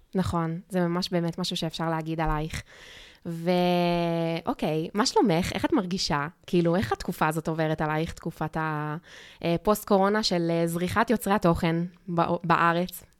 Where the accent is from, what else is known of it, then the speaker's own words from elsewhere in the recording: Australia; now in Israel; כשגדלתי באוסטרליה